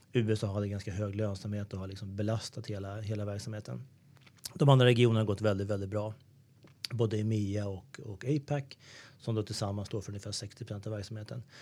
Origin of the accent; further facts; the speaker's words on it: Sweden; Vi är ju vana som svenskar